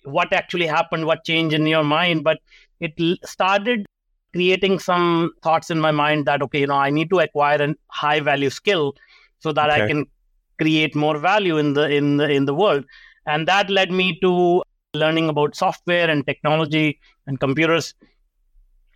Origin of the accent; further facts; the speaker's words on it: India; now in Canada; I grew up in India, and you know, most people can recognize the accent. I grew up in a small town